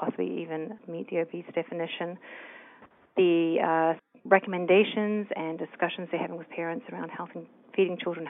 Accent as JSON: {"language": "English", "country": "New Zealand", "moved": "as an adult", "lives_now": "United States", "said": "I'm originally from New Zealand, and when I first came to the States to do graduate work"}